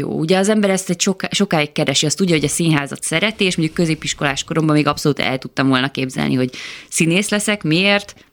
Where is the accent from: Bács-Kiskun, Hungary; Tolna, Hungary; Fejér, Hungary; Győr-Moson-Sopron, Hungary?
Győr-Moson-Sopron, Hungary; Győr; moved away as an adult; Én 19 um, voltam, amikor elköltöztem Győrből, először Veszprémbe mentem, ami szerintem egy nagyon jó dobbantó volt nekem.